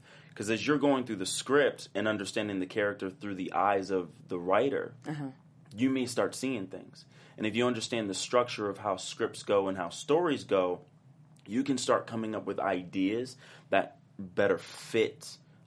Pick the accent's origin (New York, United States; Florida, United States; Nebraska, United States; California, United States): California, United States; Oakland and Richmond; was born in Oakland, lived there for a little bit, and then we moved to Richmond